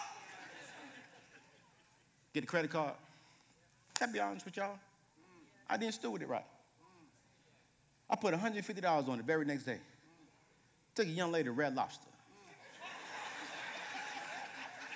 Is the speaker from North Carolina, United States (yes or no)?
yes; Fayetteville, North Carolina, United States; moved away; I grew up in Fayetteville, North Carolina